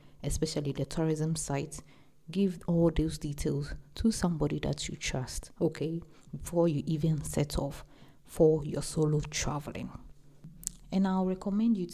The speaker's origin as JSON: {"language": "English", "country": "Ghana", "said": "I'm an African, I'm from Ghana"}